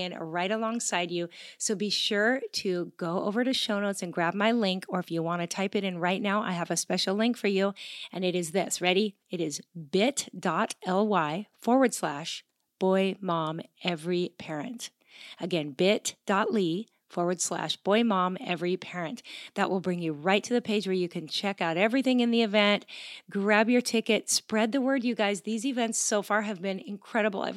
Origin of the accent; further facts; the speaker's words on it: Gig Harbor, Washington, United States; I grew up in Gig Harbor, Washington.